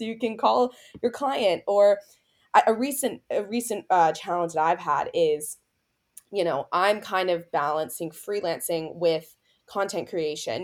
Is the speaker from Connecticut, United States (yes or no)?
no; Tampa, Florida, United States; I'm heading back to my hometown in Tampa, Florida